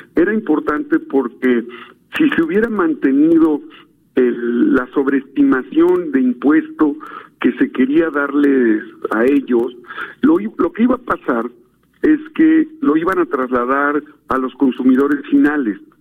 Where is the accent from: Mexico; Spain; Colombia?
Mexico; Puebla; yo soy poblano, senador por Puebla